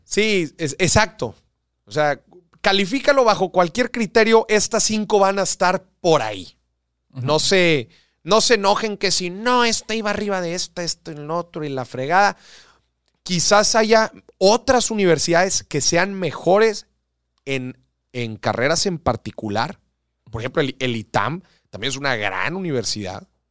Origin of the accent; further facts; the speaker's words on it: Mexico; Vivimos en un país próspero en recursos naturales